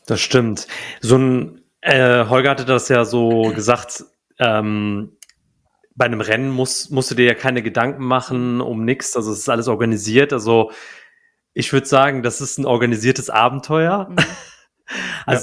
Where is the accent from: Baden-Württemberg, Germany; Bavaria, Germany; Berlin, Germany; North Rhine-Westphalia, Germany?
North Rhine-Westphalia, Germany; Cologne; moved away as an adult; ich bin wieder in meine alte Heimat gezogen, nach, also nach Köln.